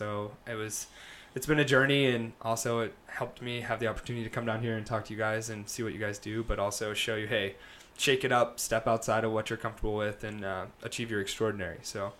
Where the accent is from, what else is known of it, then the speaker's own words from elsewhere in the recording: North Carolina, United States; also born or lived in various US locations; I'm a Southern boy at heart. I'm originally from North Carolina, so got a little Southern in my blood, but moved all over, lived all over